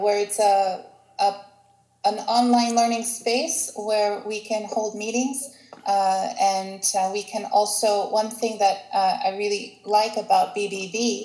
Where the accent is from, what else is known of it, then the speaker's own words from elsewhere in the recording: Baltimore, Maryland, United States; moved away as an adult; now in Greece; I am a Greek American, and I've been in Greece for 12 years now, living here. And I'm originally from Baltimore, Maryland